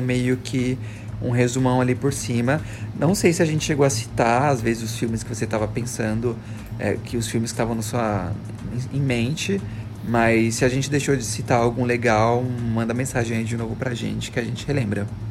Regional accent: Osasco, São Paulo, Brazil; moved away as an adult; Osasco minha cidade natal

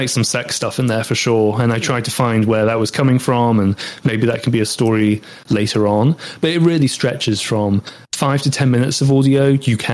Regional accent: United Kingdom; accent: British English; I'm British and that's my accent

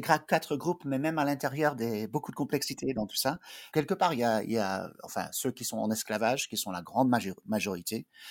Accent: Bethesda, Maryland, United States; also born or lived in Belgium; je suis de, d'une famille belge. On a émigré aux États-Unis quand j'étais euh, bébé, mais j'ai grandi euh, à Bethesda, mais à l'extérieur de Washington euh, D.C.

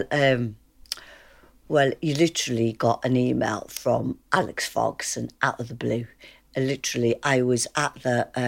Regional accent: Liverpool, North West England, United Kingdom; because I'm from Liverpool.

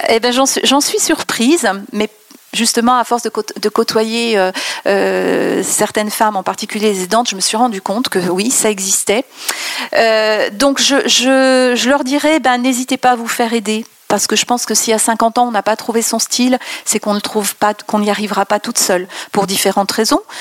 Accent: France; je suis pas parisienne, hein, comme tu le sais, mais euh, j'ai voyagé à l'étranger et quand on dit qu'on est française

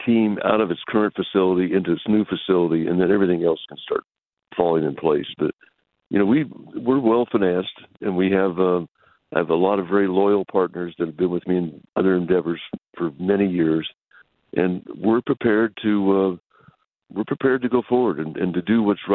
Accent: West Texas, United States; I grew up primarily in West Texas

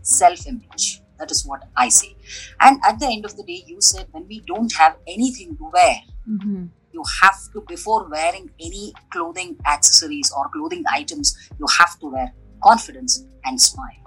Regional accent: Bangalore, Karnataka, India; basically born and brought up in Bangalore

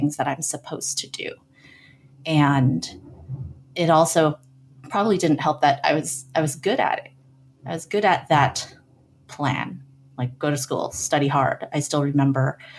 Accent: San Francisco Bay Area, California, United States; I grew up in the San Francisco Bay Area in a suburb largely populated by immigrant families

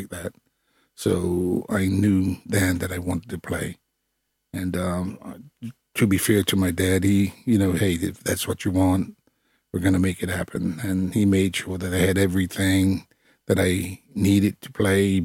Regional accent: Bermuda; moved away; I'm from Bermuda, former West Ham United football player

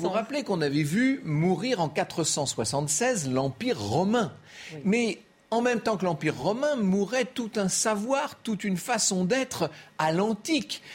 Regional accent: France; chez nous, en France

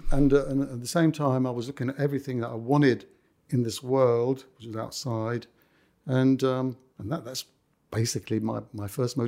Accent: London, United Kingdom; accent: Cockney; I like grew up in the middle of the West End. You know, I've lost my Cockney accent by now, you can understand.

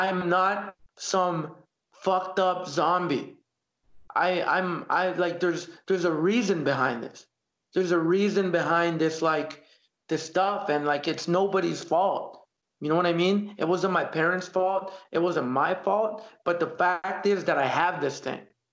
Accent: Canada; also born or lived in El Salvador; growing up here in Canada

